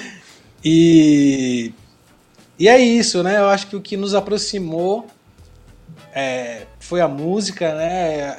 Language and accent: Portuguese; Bahia, Brazil; also born or lived in São Paulo; eu nasci em São Paulo e cresci na Bahia desde os 12 anos